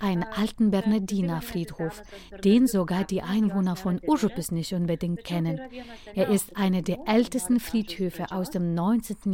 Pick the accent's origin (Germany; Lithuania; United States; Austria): Lithuania; mein Heimatland